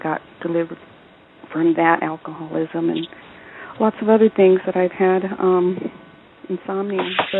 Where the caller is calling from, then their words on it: California, United States; from California.